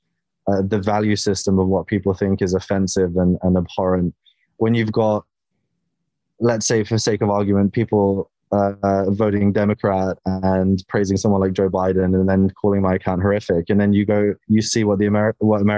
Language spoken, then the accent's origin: English; United Kingdom; as a British guy